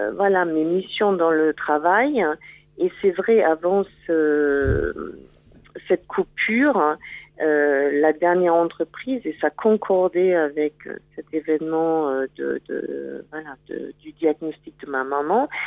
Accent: Germany; French is a second language; moved away; je suis allemande.

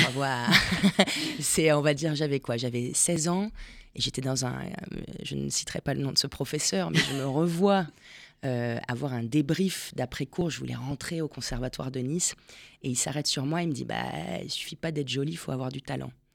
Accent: Argentina; moved away; je suis née en Argentine

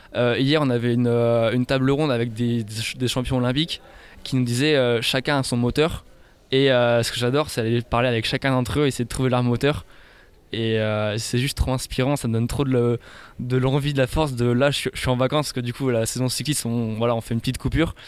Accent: Dinan, Brittany, France; also born or lived in Rennes; je viens de Dinan, je suis né à Dinan. étudiant sur Rennes, donc la Bretagne, euh, au plus profond de mon cœur

